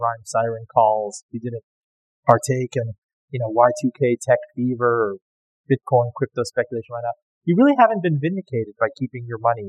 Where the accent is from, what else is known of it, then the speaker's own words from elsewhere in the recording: Miami, Florida, United States; I grew up in Miami